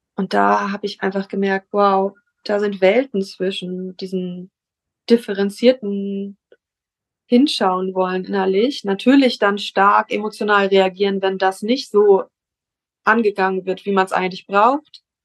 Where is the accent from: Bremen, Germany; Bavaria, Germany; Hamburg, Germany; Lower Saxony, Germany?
Hamburg, Germany; ich komme aus Hamburg